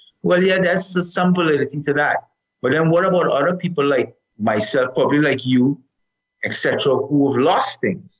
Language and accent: English; Canada; now in United States; I'm a Canadian citizen as much as I'm also a resident of the United States